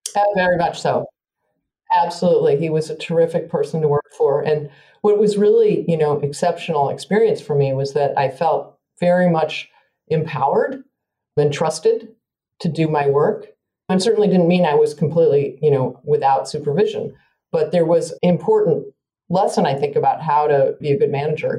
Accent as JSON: {"language": "English", "town": "Evanston", "region": "Illinois", "country": "United States", "tie": "born or raised there", "moved": "yes", "said": "I grew up outside of Chicago in Evanston, Illinois"}